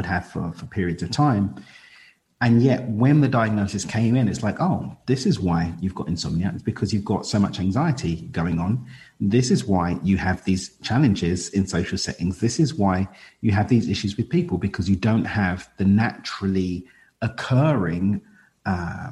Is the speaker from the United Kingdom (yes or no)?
yes; East London, Essex, East of England, United Kingdom; we're from East London. We moved out to Essex, which is the county to the east of London